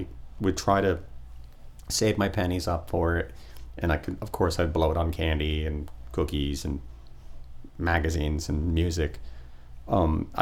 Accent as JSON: {"language": "English", "town": "Port St. Lucie", "region": "Florida", "country": "United States", "tie": "born or raised there", "also_born_or_lived": "New Jersey", "said": "When I was a kid, I grew up in Port St. Lucie"}